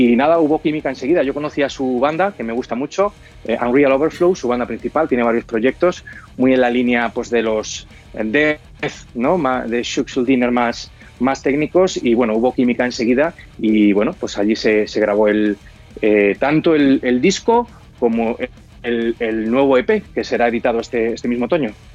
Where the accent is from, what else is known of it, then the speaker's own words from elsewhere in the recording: Spain; nosotros como españoles